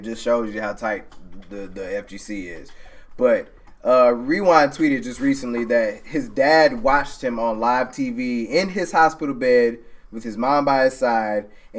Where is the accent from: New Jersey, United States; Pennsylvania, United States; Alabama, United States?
Alabama, United States; I'm from Alabama.